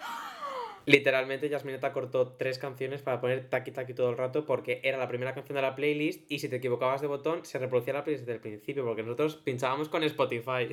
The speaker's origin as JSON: {"language": "Spanish", "area": "a town in Valencia", "region": "Valencian Community", "country": "Spain", "said": "yo digo que soy de Valencia, pero yo no soy de Valencia ciudad, yo soy de un pueblo de Valencia"}